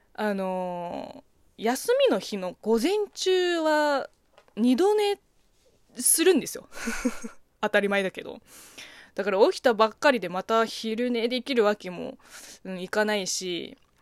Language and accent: Japanese; China; Japanese is a second language; moved away; 中 国生まれ中国育ちの私